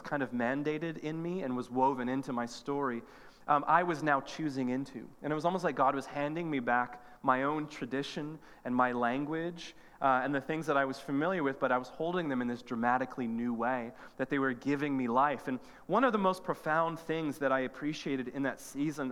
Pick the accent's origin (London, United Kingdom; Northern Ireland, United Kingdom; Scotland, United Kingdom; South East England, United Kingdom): Northern Ireland, United Kingdom; moved away; I'm from Northern Ireland, and another was that I grew up in the Anglican tradition